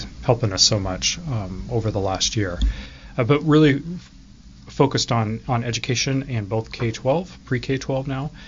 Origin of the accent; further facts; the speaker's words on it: Enumclaw, Washington, United States; also born or lived in Oak Harbor, Washington / Seattle, Washington; I grew up here in Washington State, grew up in Enumclaw, and then went to Seattle University